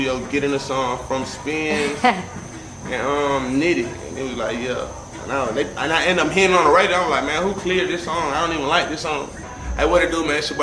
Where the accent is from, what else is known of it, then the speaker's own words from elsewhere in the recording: Atlanta, Georgia, United States; Born and raised Atlanta